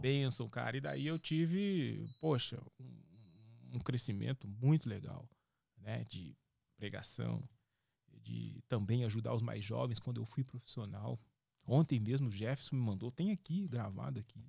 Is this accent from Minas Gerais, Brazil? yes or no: yes; Minas Gerais, Brazil; moved away as an adult; also born or lived in Spain / São Paulo; eu saí de Minas, para Espanha